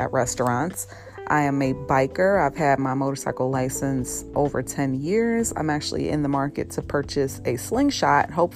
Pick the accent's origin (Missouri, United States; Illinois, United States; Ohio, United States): Illinois, United States; Chicago; I was born and raised in Chicago on the south side, not in the burbs